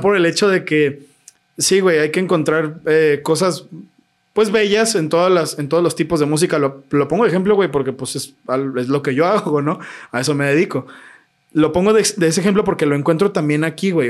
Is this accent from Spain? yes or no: no; Mexico; somos mexicanos